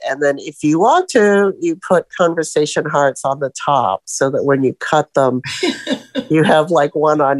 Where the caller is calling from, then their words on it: Sebring, Florida, United States; And I'm from Sebring, Florida, where we feel like it's kind of cold today